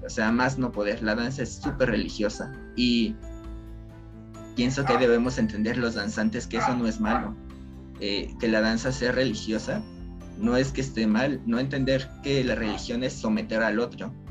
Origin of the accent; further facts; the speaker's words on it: Mexico; como sociedad mexicana